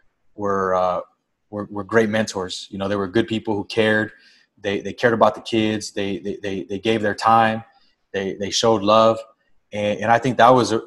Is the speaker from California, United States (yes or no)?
yes; Los Angeles, California, United States; also born or lived in Montebello, California; I grew up in Boyle Heights initially, and then at the end of elementary school, moved to Montebello, where I pretty much spent the rest of my childhood. So it's, you know, kind of greater East Los Angeles area